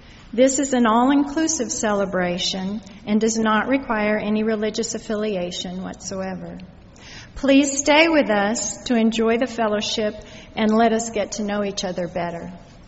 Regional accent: Los Angeles, California, United States; Welcome. I'm from Los Angeles myself.

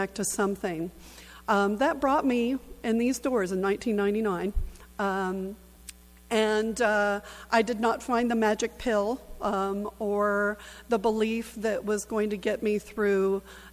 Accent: Southern California, United States; I'm originally from Southern California

